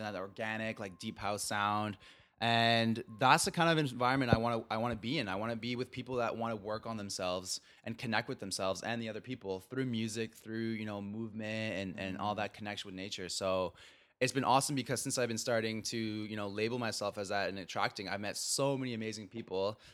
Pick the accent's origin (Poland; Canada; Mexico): Mexico; I'm from Mexico